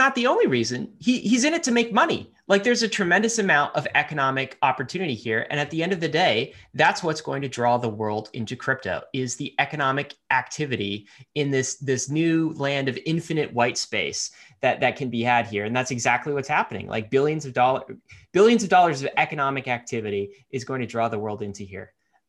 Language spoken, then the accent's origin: English; Canada; But I don't know if bankless listeners know that I am I'm Canadian and American. I get my dual citizenship. So I snuck this headline in because I'm, you know, Canadian nationalist here.